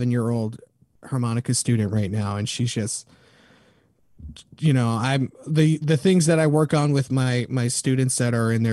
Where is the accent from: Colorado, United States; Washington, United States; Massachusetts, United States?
Colorado, United States; Denver; now in San Jose, United States; I come from Denver, Colorado, and I come from a multi